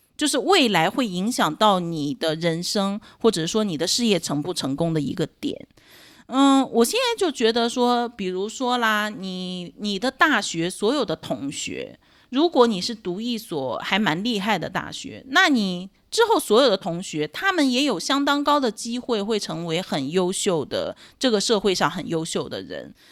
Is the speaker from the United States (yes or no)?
no; Dalian, Liaoning, China; moved away as an adult; now in Taiwan; 我是中国大陆出生长大的